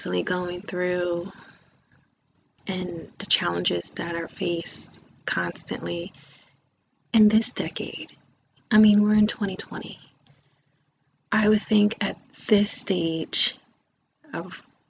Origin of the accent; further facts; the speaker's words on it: United States; I am African American, but I do identify also with my native heritage for the indigenous people of Turtle Island, also known as this lovely country, America